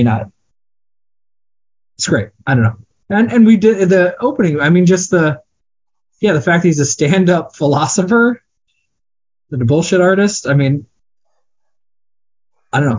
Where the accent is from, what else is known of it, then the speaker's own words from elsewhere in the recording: Iowa, United States; I grew up in Iowa in the early 90s